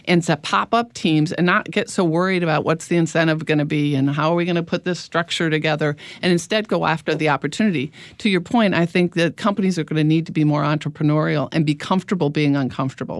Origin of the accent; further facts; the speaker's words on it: Midwest, United States; moved away; I'm from the Midwest originally